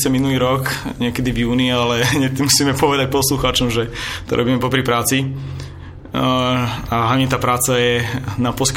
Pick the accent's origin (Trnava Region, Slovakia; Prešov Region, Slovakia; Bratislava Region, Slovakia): Bratislava Region, Slovakia; Bratislava; som z Bratislavy